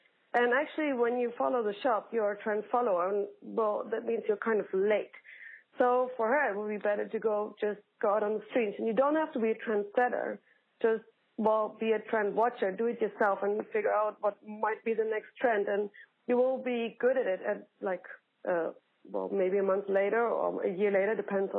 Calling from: Amsterdam, North Holland, Netherlands; And, yes, I'm calling from Amsterdam, like from Holland to America, but I don't care.

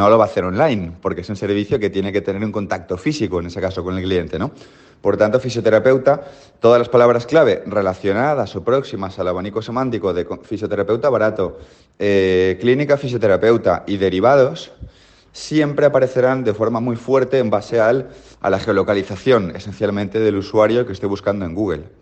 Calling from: Mallorca, Balearic Islands, Spain; Hola, hola … de Mallorca

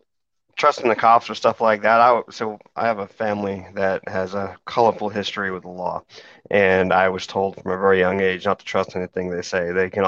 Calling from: West Odessa, Texas, United States; We're calling in from the man camp here in lovely West Odessa, Texas.

